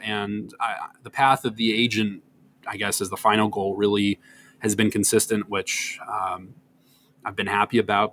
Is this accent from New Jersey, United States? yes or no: no; Wisconsin, United States; now in New York, United States; I'm from Wisconsin